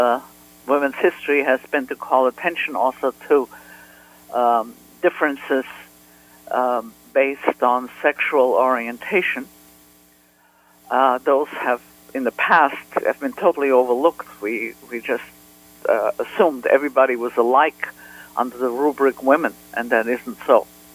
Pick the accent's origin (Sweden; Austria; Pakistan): Austria; Vienna; moved away; I grew up in Vienna